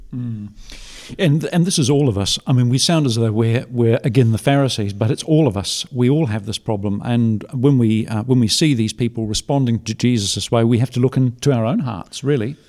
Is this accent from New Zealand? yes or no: yes; New Zealand; as a New Zealander